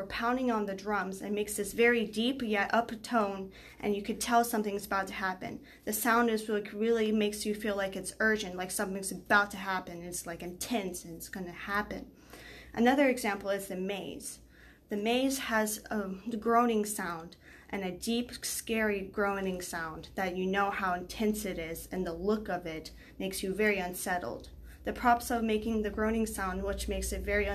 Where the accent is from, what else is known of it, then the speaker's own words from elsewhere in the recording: Texas, United States; I'm from Texas